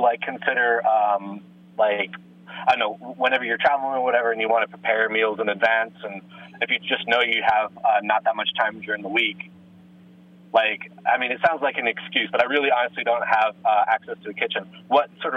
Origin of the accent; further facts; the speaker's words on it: Switzerland; half American, half Dutch, but I grew up in Switzerland